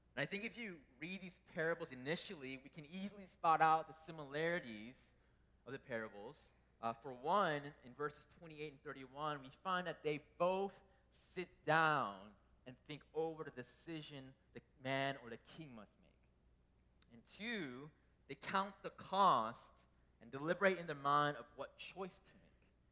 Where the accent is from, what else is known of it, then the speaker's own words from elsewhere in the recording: United States; As a Korean American growing up in America